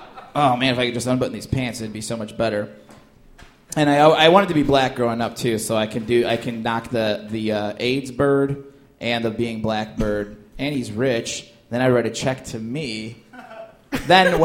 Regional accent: Indiana, United States; growing up in Indiana.

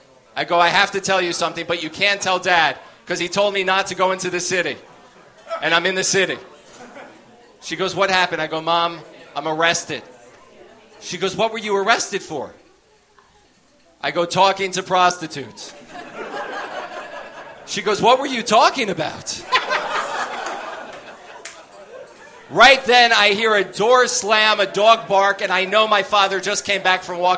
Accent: United States; We live 10 minutes outside New York City

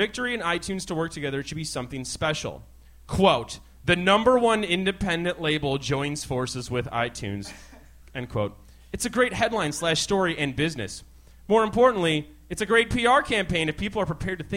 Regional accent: just outside of Chicago, Illinois, United States; I grew up just outside of Chicago

